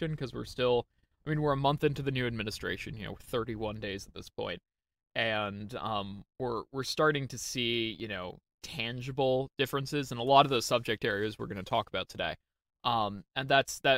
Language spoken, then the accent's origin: English; United States